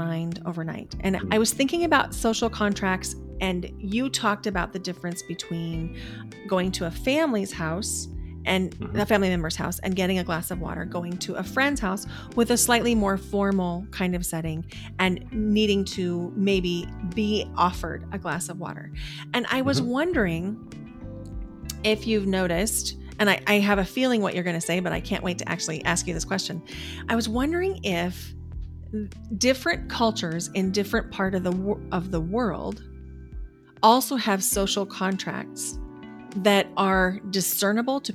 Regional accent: Nebraska, United States; also born or lived in Boise, Idaho; now in Portland, United States; My sister and I grew up in Nebraska

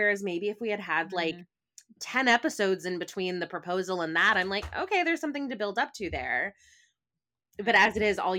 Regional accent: United States; maybe this is also just like my bias as like an American TV watcher

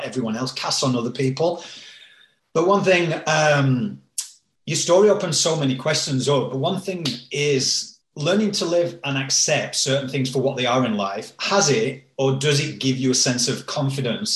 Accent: Yorkshire and the Humber, United Kingdom; moved away; I'm from Yorkshire back in the UK, like a working class place

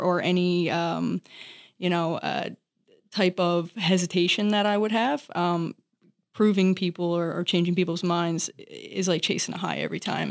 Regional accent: Newfoundland and Labrador, Canada; I'm from Newfoundland, Canada.

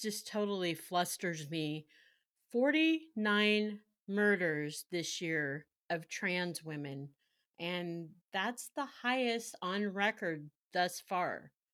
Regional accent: Carmichael, California, United States; I grew up in Carmichael

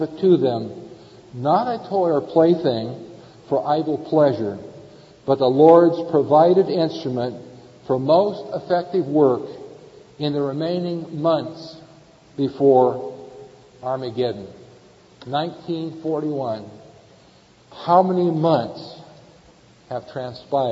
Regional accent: northern San Diego County, California, United States; also born or lived in Palms, Culver City, California; we moved from the Palms, Culver City area. We moved down to northern San Diego County. I attended junior high school and high school

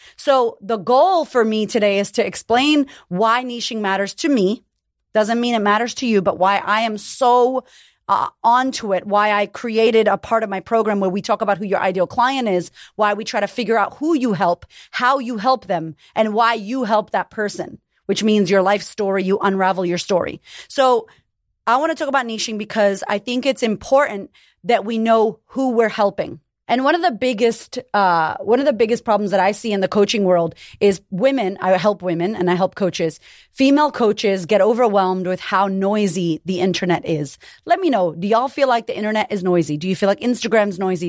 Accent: United States; now in Australia; I'm American, but I live in Australia

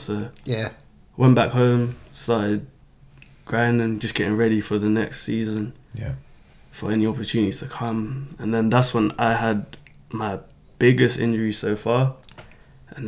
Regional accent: London, United Kingdom; now in Madison, United States; I grew up in Camden

